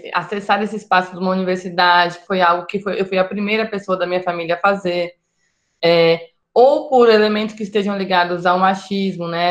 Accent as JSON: {"language": "Portuguese", "region": "São Paulo", "country": "Brazil", "tie": "born or raised there", "said": "eu sou pertencente a uma família nordestina que migrou para São Paulo, que foi onde eu nasci e onde eu cresci"}